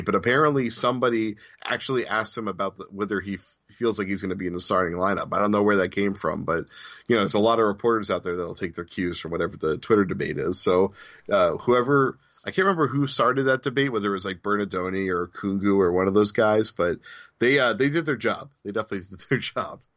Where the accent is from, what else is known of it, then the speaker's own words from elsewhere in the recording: Newton, Massachusetts, United States; down the street from where I grew up in Newton, Massachusetts